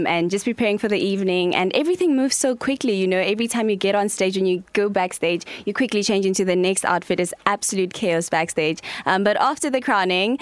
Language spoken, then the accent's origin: English; Tzaneen, Limpopo, South Africa; I'm originally from Gabaza in Zinin and Limpopo